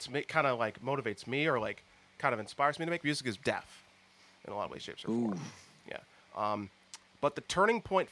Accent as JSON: {"language": "English", "town": "Huntington Beach", "region": "California", "country": "United States", "said": "I'm from Huntington Beach"}